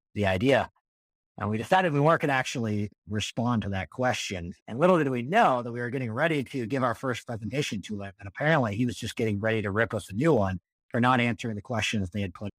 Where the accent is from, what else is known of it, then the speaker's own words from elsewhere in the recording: Colorado, United States; moved away as an adult; also born or lived in Massachusetts; I grew up in in Colorado